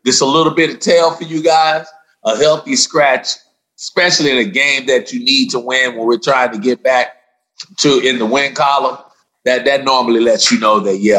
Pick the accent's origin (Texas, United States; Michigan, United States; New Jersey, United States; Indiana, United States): Texas, United States; Dallas; the Denver Broncos are here in Dallas in my hometown this week.